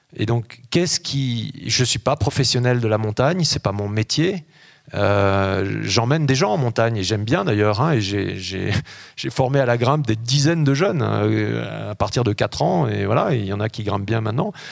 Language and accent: French; Grenoble, Auvergne-Rhône-Alpes, France; moved away as an adult; also born or lived in Gap, Hautes-Alpes / Paris / New York; je suis né à Grenoble, hein, et puis ensuite, euh, j'ai passé une partie de mon adolescence euh, dans les Hautes-Alpes, mon lycée à Gap